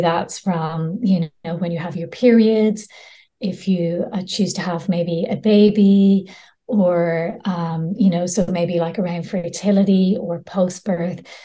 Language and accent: English; Ireland; now in Spain; I grew up in Ireland, very Catholic countries. I'm living in Spain at the moment